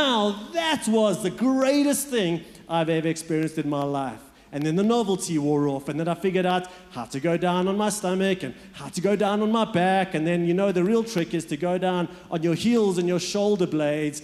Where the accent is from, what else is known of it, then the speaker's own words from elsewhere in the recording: Port Elizabeth, Eastern Cape, South Africa; moved away; also born or lived in Johannesburg; I was born in Johannesburg, and then we moved, when I was about 7 years old, we moved to what's known as Port Elizabeth.